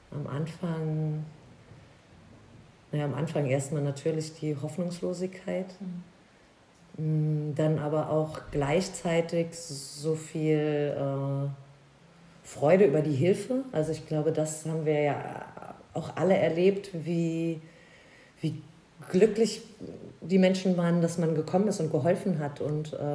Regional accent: Koblenz, Rhineland-Palatinate, Germany; Aus Koblenz. Also das ist genau. dein, okay. Das ist meine Heimat, genau, also auch nicht so weit weg.

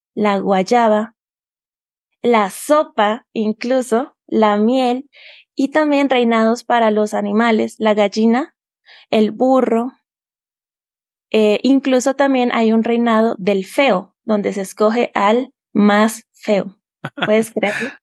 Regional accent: Bucaramanga, Santander, Colombia; moved away as an adult; now in Tunja, Colombia; soy de Colombia, vivo en Tunja, Boyacá, queda a dos horas de la capital Bogotá, Colombia. Y acá hace frío todo el año porque la altitud de Tunja es 2.883 metros sobre el nivel del mar, lo que lo hace con una temperatura muy fría. Em, pero nací en Bucaramanga

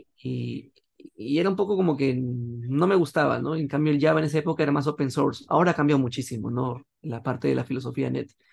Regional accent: Peru; aquí en Perú, una empresa del Estado, y formé un grupo

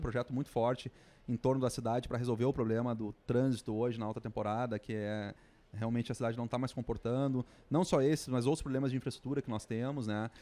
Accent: Gramado, Rio Grande do Sul, Brazil; sou de Gramado

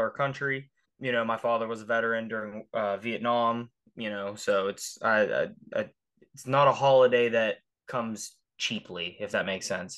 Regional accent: Ohio Valley, United States; we are from the Ohio Valley

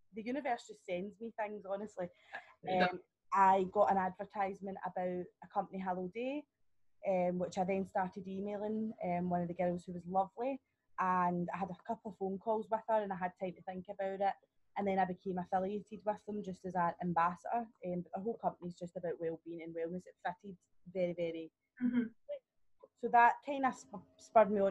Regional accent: Scotland, United Kingdom; also born or lived in Australia; I live at home with my dad. That's the main reason I came home from Australia, or I wouldn't be back in Scotland.

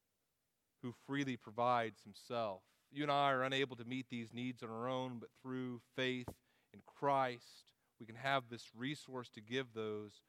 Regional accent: Texas, United States; moved away; we're from Texas

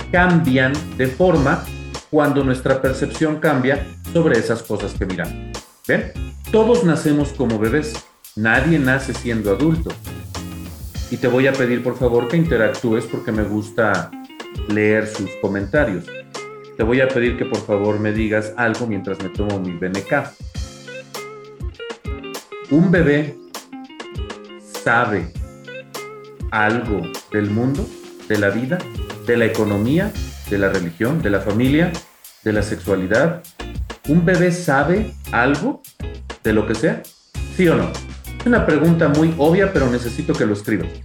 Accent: Mexico; no me sale vivo en el mismo país, soy mexicano, igual que estas personas. ¿Por qué no tengo esa forma de hablar?

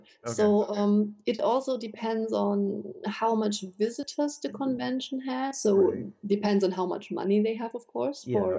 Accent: Germany; I am from Germany

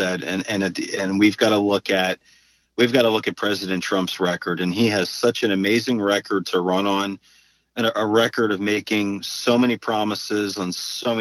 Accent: Pennsylvania, United States; now in Florida, United States; my home state of Pennsylvania

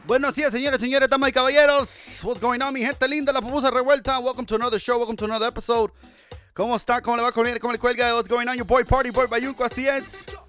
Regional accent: Los Angeles, California, United States; Yo soy de padres salvadoreños, nacido y criado en Los Ángeles, California

